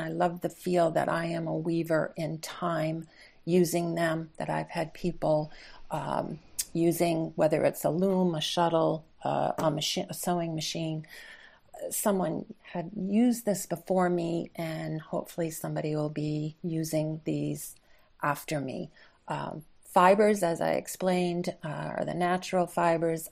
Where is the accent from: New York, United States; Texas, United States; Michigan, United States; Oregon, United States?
New York, United States; upstate; I'm, I'm native upstate New Yorker